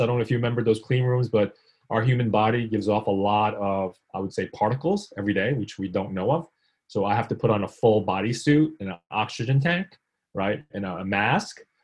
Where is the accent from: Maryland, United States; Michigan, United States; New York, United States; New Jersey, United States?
New York, United States; New York City; born or raised there; also born or lived in South Korea